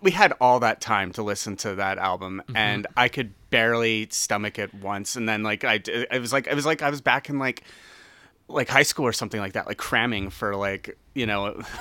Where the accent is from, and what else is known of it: Canada